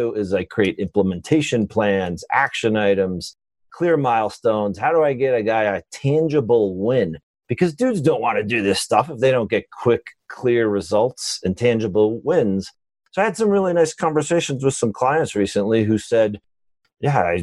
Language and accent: English; Long Island, New York, United States; moved away as an adult; also born or lived in Michigan / San Francisco; I grew up in New York, Long Island